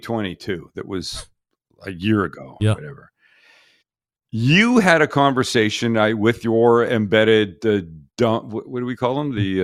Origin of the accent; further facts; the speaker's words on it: Canada; now in San Diego, United States; I'm Canadian